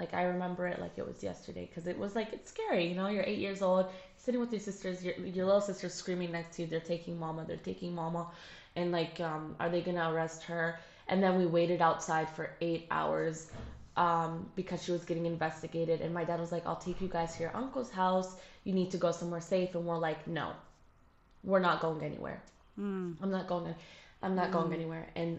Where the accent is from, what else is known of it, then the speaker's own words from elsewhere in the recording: United States; I don't have the same like accent as they do. And I'm sorry, I don't. I was born in the States. I don't like, and I lived there for a while, so obviously my accent's going to be awful